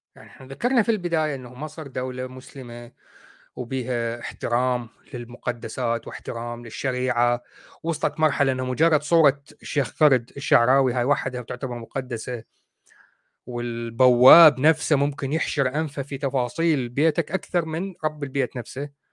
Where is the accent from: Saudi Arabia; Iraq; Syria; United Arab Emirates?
Iraq; إحنا عندنا بالعراق نقول عفطة